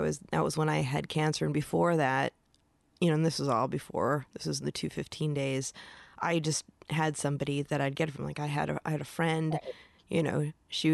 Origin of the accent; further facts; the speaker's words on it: Michigan, United States; moved away; I'm originally from Michigan